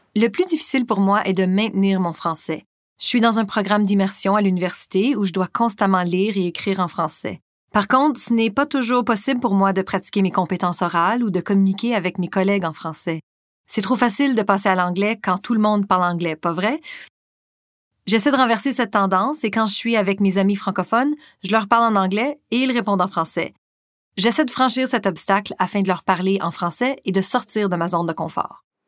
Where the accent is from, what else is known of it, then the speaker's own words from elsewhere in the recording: Morell, Prince Edward Island, Canada; French is a second language; moved away as an adult; also born or lived in Belgium; now in Ottawa, Canada; à l'école primaire à l'île du Prince-Édouard, dans mon village natal de Morel